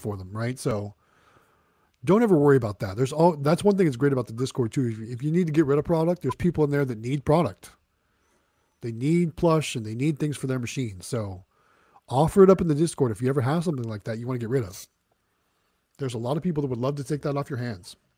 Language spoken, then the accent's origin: English; Midwest, United States; now in Southern United States; I grew up in the Midwest, and now I'm a southern a southern guy.